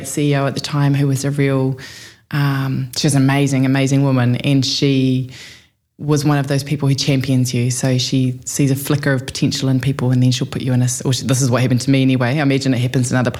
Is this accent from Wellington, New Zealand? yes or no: yes; Wellington, New Zealand; moved away as an adult; also born or lived in Lower Hutt / Auckland / United States / Petone; born and bred in Wellington